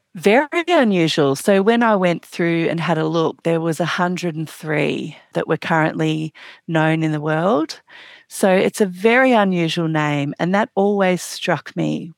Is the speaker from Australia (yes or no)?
yes; Australia; I'm obviously from Australia